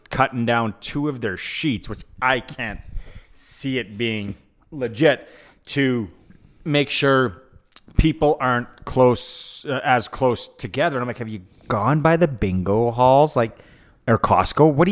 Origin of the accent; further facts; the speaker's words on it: Saskatoon, Saskatchewan, Canada; I'm from Saskatoon.